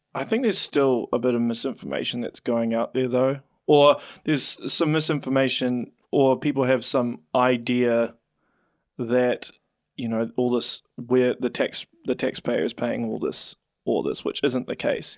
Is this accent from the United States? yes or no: no; Auckland, New Zealand; now in Hamilton, New Zealand; I'm originally from Auckland